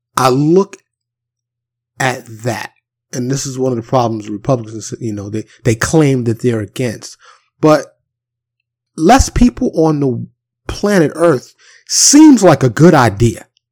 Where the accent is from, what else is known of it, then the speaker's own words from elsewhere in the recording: New York City, New York, United States; growing up in New York City